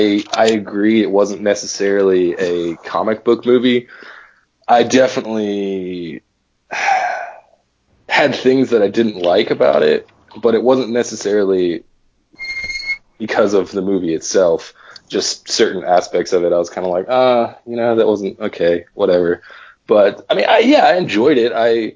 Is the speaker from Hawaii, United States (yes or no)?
no; Tulsa, Oklahoma, United States; my hometown.